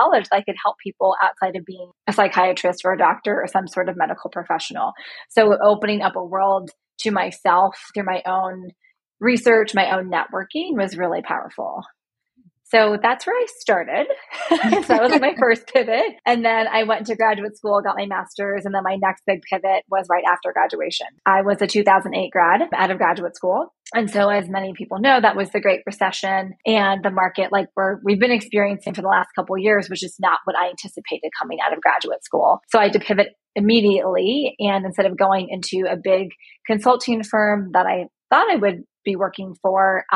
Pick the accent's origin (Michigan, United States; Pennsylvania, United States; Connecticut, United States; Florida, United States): Florida, United States; right outside of Tampa; moved away as an adult; also born or lived in Buffalo, New York / Tennessee; now in Chicago, United States; I grew up in right outside of Tampa, Florida.